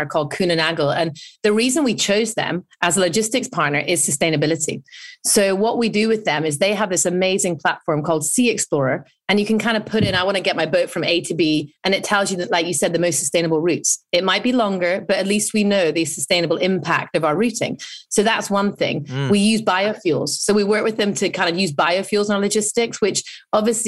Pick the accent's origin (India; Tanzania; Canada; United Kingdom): United Kingdom; I'm British